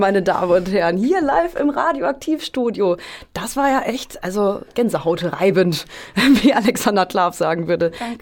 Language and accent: German; Hameln, Lower Saxony, Germany; ich komme aus Hameln gebürtig